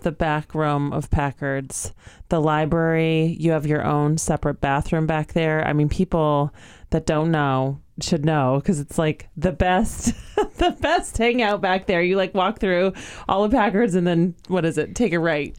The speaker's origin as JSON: {"language": "English", "town": "Northampton", "region": "Massachusetts", "country": "United States", "tie": "born or raised there", "said": "I grew up in Northampton"}